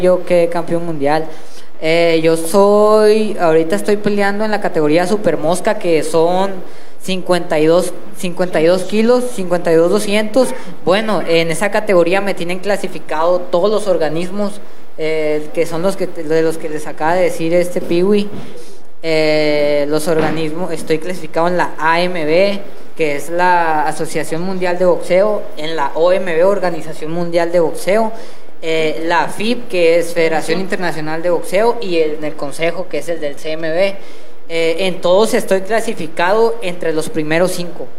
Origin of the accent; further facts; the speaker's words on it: Monterrey, Nuevo León, Mexico; yo soy de Monterrey, soy de Santa